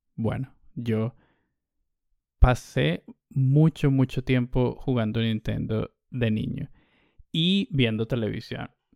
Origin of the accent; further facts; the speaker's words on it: Caracas, Capital District, Venezuela; mi madre y yo nos mudamos de Caracas, empezamos a vivir en este pequeño pueblo donde montaba mucha bicicleta